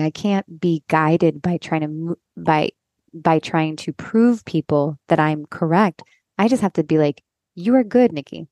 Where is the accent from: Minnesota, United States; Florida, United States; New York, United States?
Florida, United States; Miami; moved away as an adult; also born or lived in Los Angeles; now in North Carolina, United States; I grew up here in Miami, a Cuban Catholic parents